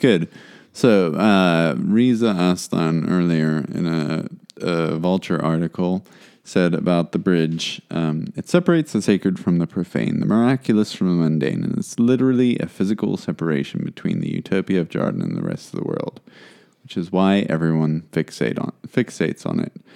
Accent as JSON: {"language": "English", "country": "South Africa", "said": "as a South African"}